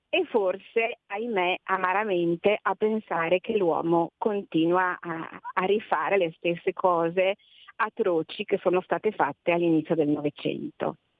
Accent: Emilia-Romagna, Italy; io sono emiliana

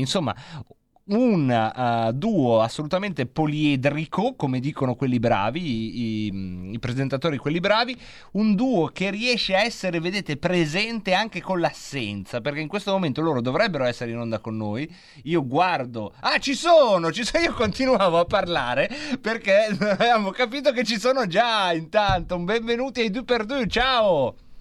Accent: Lombardy, Italy; Dalle nostre parti si dice se fan

